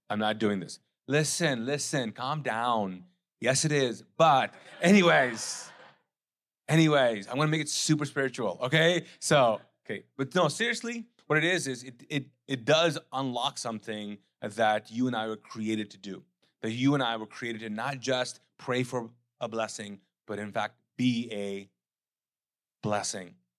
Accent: Pakistan; also born or lived in Charleston; now in United States; I am as a Pakistani immigrant

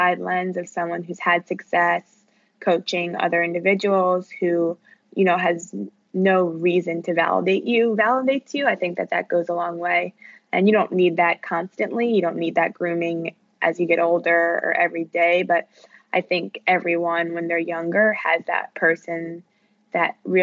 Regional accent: outside of Philadelphia, Pennsylvania, United States; I grew up just 30 minutes outside of Philadelphia.

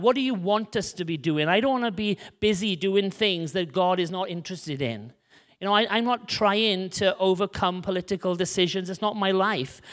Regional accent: Wales, United Kingdom; We came from Wales in the U K

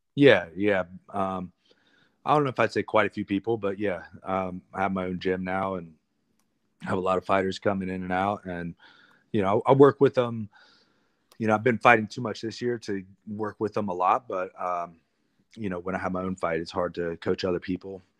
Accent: Columbus, Ohio, United States; my hometown in Columbus, Ohio

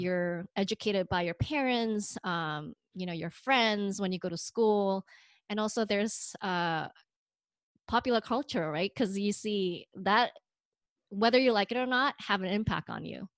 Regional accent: Indonesia; now in United States; I'm not an American, but I'm way too American for the Indonesians

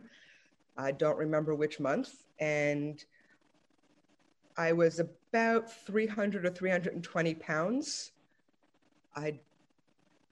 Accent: New York City, New York, United States; I'm from Brooklyn, New York

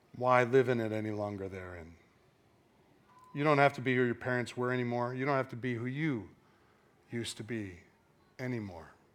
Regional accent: Canada; now in United States; I was born in Canada

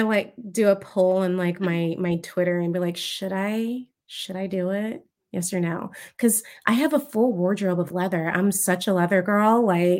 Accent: Oceanside, California, United States; born there; also born or lived in San Diego; I was actually born in California in Oceanside. My family, they were just from the South.

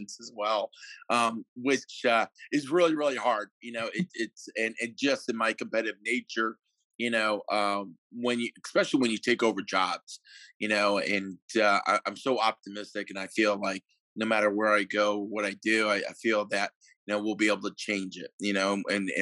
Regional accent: Connecticut, United States; also born or lived in Kansas / Eastern Michigan; now in Massachusetts, United States; I'm from Connecticut originally.

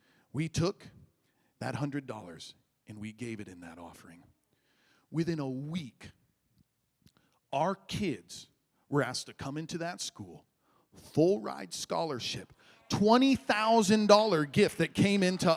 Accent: Midwest, United States; moved away; I grew up in the Midwest where there's cornfields and bean fields and all

